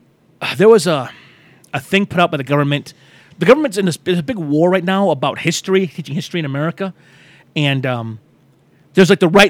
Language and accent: English; Michigan, United States; I grew up in Michigan. American as American could be